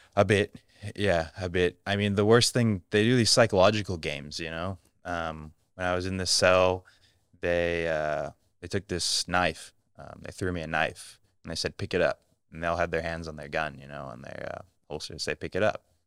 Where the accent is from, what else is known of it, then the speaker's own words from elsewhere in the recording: United States; moved away; I'm American